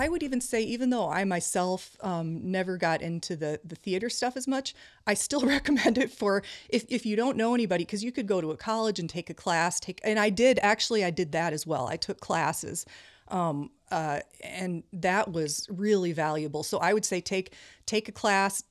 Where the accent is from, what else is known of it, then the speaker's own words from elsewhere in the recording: Iowa, United States; moved away as an adult; also born or lived in Marion, Iowa / Cedar Rapids, Iowa; now in Minnesota, United States; I grew up in Iowa